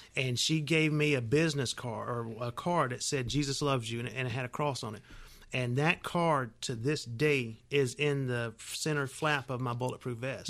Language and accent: English; Union City, Georgia, United States; grew up in Union City, and we didn't go to church much